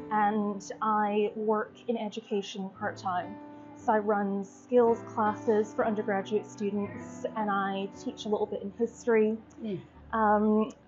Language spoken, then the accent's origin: English; West Coast of Scotland, United Kingdom; also born or lived in St Andrews, Scotland; I grew up in Scotland on the West Coast, really, really beautiful. Went to university in St. Andrews on the other side of the country.